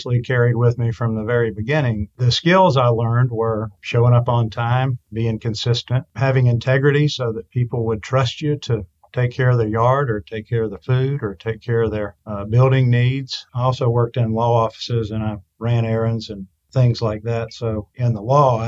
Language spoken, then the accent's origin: English; Albany, Georgia, United States; now in Atlanta, United States; our small community where I grew up in Albany, Georgia, which is in the southwest corner of the state